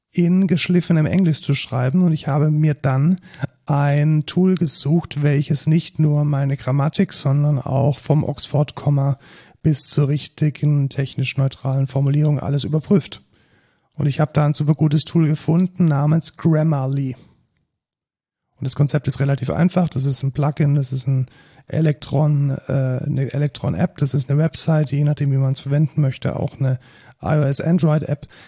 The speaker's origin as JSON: {"language": "German", "country": "Germany", "said": "Und äh, man muss dann ab und zu als Deutsche schon auch mal deutsche Texte schreiben."}